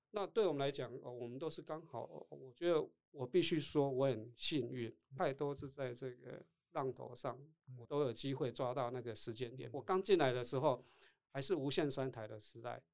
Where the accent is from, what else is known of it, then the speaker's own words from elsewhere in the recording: Tainan, Taiwan; accent: 土腔; first language Taiwanese Hokkien; Chinese is a second language; moved away as an adult; also born or lived in Taipei; 我是台南人